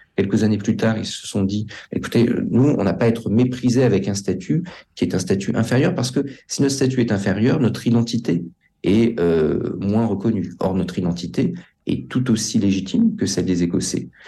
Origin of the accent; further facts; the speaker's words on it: France; nous sommes français